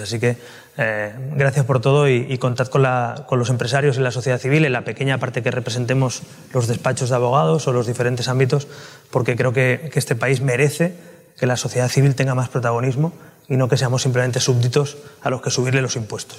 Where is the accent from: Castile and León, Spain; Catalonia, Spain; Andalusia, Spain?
Catalonia, Spain; now in Madrid, Spain; como catalán, ahora madrileño, andaluz, español